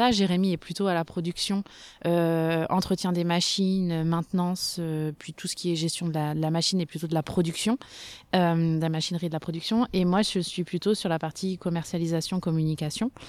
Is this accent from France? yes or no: yes; Normandy, France; now in Bordeaux, France; Eh ben, euh, déjà à la base on est normand, je pense que c'est une, précision qui est importante. Euh, donc on est normand, on a toujours vécu nous dans le cidre euh, dans notre enfance et on est arrivé à Bordeaux il y a une dizaine d'années